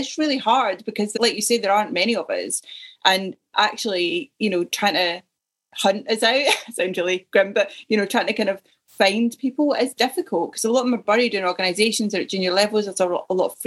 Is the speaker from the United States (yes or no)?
no; Ayrshire, Scotland, United Kingdom; moved away as an adult; also born or lived in Yorkshire / south coast of England / Surrey; now in Leeds, United Kingdom; Originally, I'm from Ayrshire in Scotland.